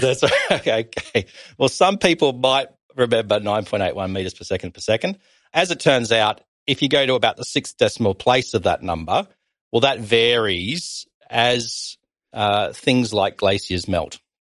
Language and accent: English; Tasmania, Australia; growing up in Tasmania